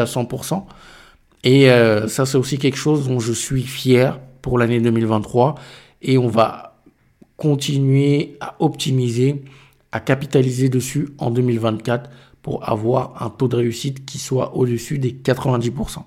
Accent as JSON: {"language": "French", "country": "Cameroon", "said": "je suis du Cameroun"}